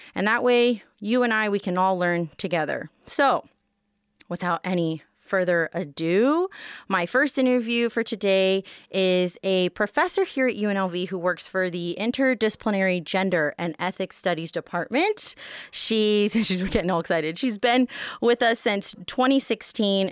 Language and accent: English; Las Vegas, Nevada, United States; I'm born and raised here